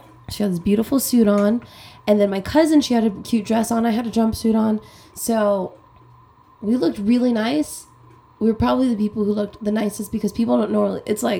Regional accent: Corpus Christi, Texas, United States; moved away; I grew up in Corpus Christi.

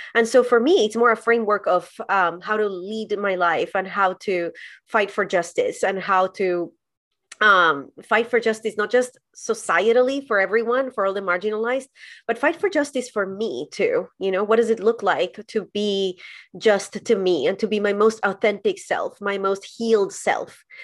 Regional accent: Colombia; moved away as an adult; also born or lived in San Diego, California, United States; now in United States; I was born and raised in Colombia, and then I moved to the U S to do an internship at a church

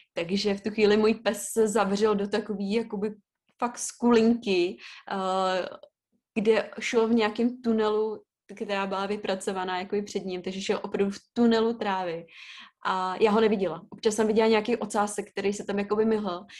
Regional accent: Ústí nad Labem, Ústí nad Labem Region, Czechia; jak jsem původem jako z Ústí nad Labem a v té době jsem i bydla v Ústí

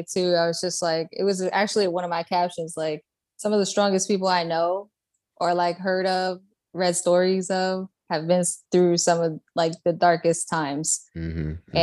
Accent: New York City, New York, United States; also born or lived in Puerto Rico; I was born in Puerto Rico. My dad's Panamanian, but I was raised in Brooklyn.

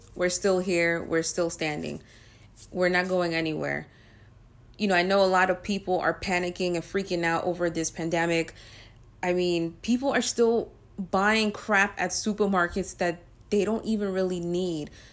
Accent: New York, United States; since I'm a New Yorker

